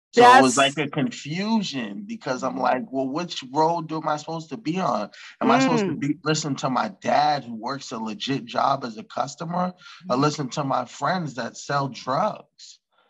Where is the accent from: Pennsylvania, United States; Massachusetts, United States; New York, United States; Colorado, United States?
Massachusetts, United States; Stoughton; I grew up in Stoughton.